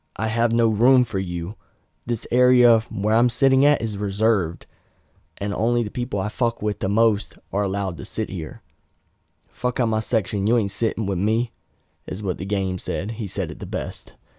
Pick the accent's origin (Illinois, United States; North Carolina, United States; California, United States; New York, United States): North Carolina, United States; near Raleigh; moved away; we go back to my hometown, yeah, it's a shithole, but I could take her to Raleigh